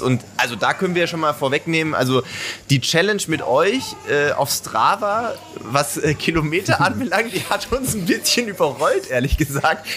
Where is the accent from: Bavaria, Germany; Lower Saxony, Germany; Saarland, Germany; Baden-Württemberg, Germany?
Baden-Württemberg, Germany; Sindelfingen; als Sindelfinger ja. äh, grob in der äh, ähnlichen Ecke zumindest mal groß geworden